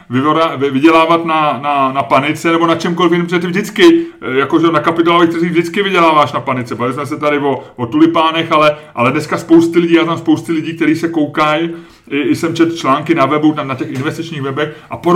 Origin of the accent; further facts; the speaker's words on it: Lazio, Italy; accent: Roman; Czech is a second language; now in Czech Republic; Já mám vyloženě jako z oblasti Říma a tak. Já jsem v střední Itálie, je, moje, je můj region.